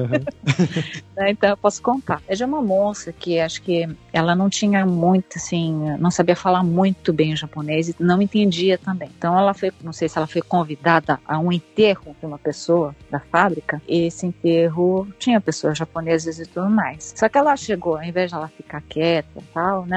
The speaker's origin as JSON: {"language": "Portuguese", "region": "São Paulo", "country": "Brazil", "moved": "as an adult", "lives_now": "Japan", "said": "eu sou de São Paulo, né, capital"}